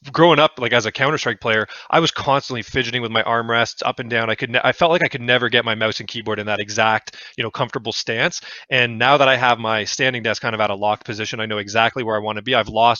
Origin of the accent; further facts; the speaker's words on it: Canada; So I'm Canadian, so that's a big deal, being able to work for a Canadian team.